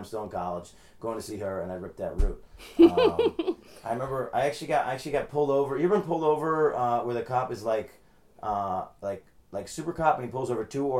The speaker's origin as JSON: {"language": "English", "town": "Albany", "region": "New York", "country": "United States", "also_born_or_lived": "Schenectady, New York", "said": "I'm from Albany. I was born in Schenectady."}